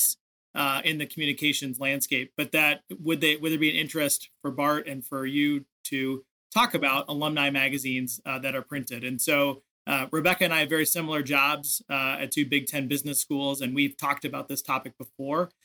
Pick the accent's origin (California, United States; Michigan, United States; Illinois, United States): Illinois, United States; Chicago; now in Minnesota, United States; I grew up in Chicago